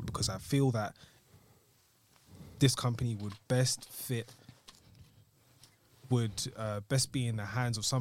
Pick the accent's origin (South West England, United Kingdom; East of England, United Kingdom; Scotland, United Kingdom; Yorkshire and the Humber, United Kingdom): East of England, United Kingdom; Chafford Hundred; where we grew up in Chafford.